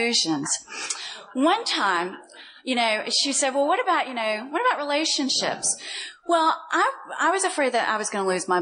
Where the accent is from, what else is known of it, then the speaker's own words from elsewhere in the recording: Louisville, Kentucky, United States; moved away as an adult; I came from Louisville, Kentucky